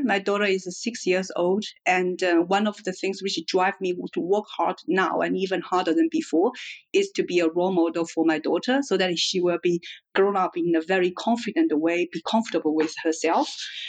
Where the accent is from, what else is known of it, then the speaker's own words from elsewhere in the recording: Hubei, China; moved away as an adult; also born or lived in Singapore; So I was born and grew up in China. My hometown is called Hubei. It's right in the center of China. It is actually a main industry area, a lot of like a car manufacturing and steel manufacturing business.